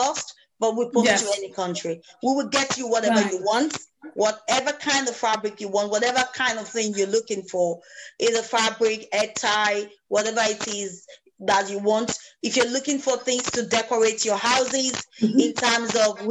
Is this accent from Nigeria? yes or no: yes; Nigeria; being a Nigerian